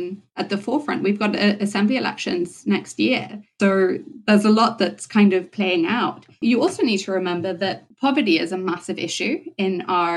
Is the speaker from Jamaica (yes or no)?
no; Zimbabwe; now in Northern Ireland, United Kingdom; I was born in Zimbabwe, grew up in Zimbabwe. When I moved here, I moved to a loyalist housing estate